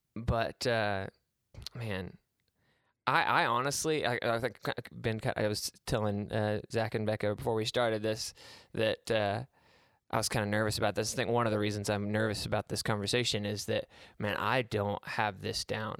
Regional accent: Itasca, United States; moved away; I grew up in Itasca

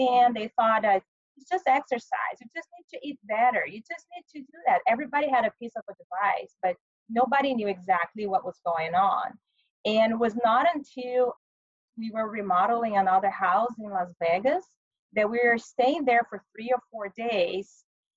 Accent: Brazil; moved away as an adult; now in United States; I was born in Brazil

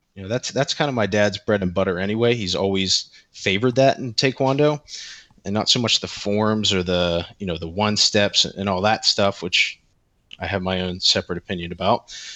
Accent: Central Pennsylvania, United States; I am a twenty-nine-year-old male from Central P A. I grew up here, I live here

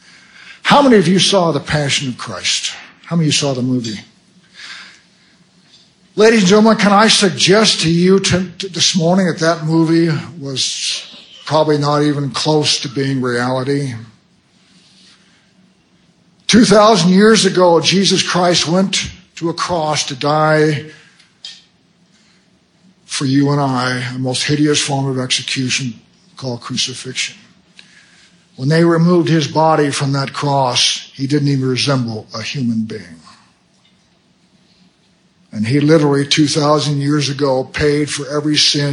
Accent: United States; I'm an American

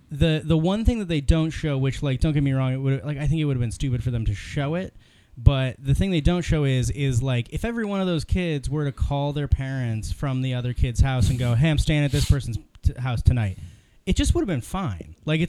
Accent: North Canton, Ohio, United States; also born or lived in Illinois; I'm from northeastern Ohio. I grew up in North Canton.

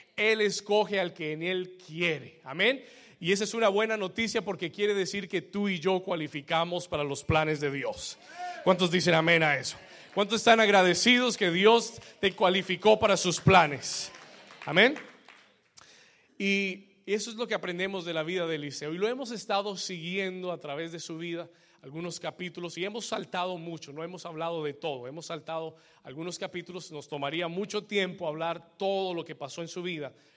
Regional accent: Colombia; somos muchos colombianos

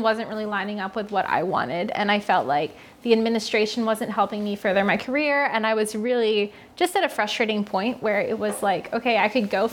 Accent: Lancaster, Pennsylvania, United States; also born or lived in Savannah, Georgia; I'm from Lancaster, born and raised

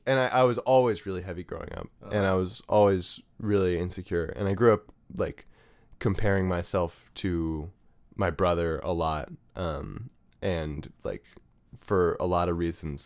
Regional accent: Arlington, Virginia, United States; born there; I was born in Arlington.

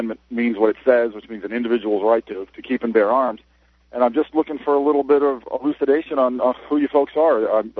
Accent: New Hampshire, United States; now in Tampa, United States; I was born and raised in New Hampshire. I live in Tampa, Florida now.

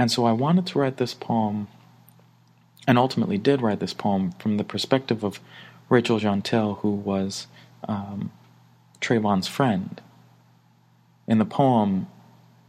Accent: New York City, New York, United States; I grew up in Brooklyn, New York

